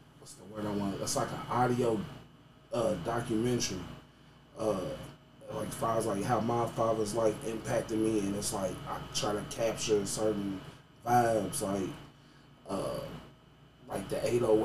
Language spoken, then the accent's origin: English; Louisville, Kentucky, United States; Born and raised. I grew up in Gonquin Park area